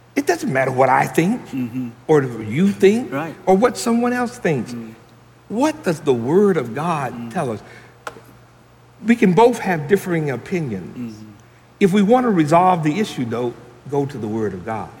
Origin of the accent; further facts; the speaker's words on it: Franklin, Tennessee, United States; I was born and raised here in Franklin